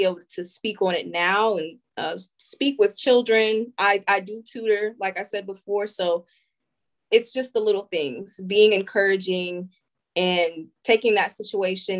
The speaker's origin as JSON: {"language": "English", "town": "Springfield", "region": "Ohio", "country": "United States", "said": "I'm from Springfield, Ohio"}